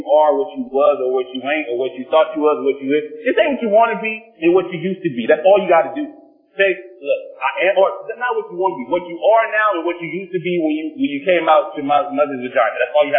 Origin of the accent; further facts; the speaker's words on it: Long Beach, California, United States; I grew up in Long Beach.